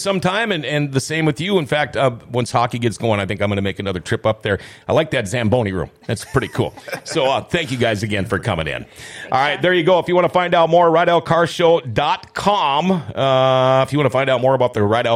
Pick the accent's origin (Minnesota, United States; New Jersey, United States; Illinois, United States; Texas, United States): Minnesota, United States; Thief River Falls; moved away; growing up, I'm from Thief River Falls